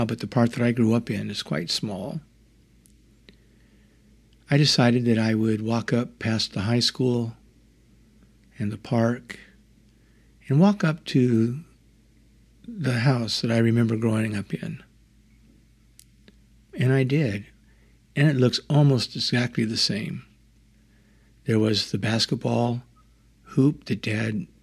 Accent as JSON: {"language": "English", "town": "Avenal", "region": "California", "country": "United States", "tie": "born or raised there", "moved": "yes", "said": "Growing up outside of Avenel in the PG&E compressor station didn't afford a lot of opportunity to interact with other children."}